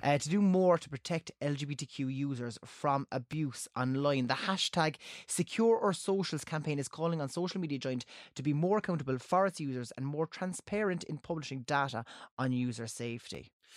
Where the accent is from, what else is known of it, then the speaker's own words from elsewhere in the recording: Cork, Munster, Ireland; I'm from Cork